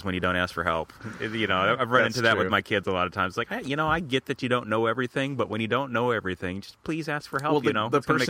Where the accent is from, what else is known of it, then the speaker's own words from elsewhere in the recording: Whatcom County, Washington, United States; we're from up in Whatcom County.